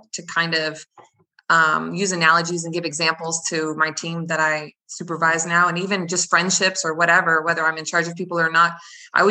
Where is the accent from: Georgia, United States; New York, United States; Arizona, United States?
Arizona, United States; Gilbert; moved away as an adult; I was raised in Gilbert.